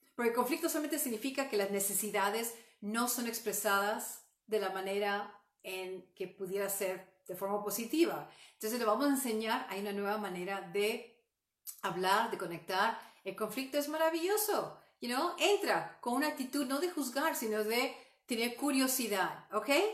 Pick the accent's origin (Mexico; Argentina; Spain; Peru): Peru; moved away; yo soy um, oriunda de Perú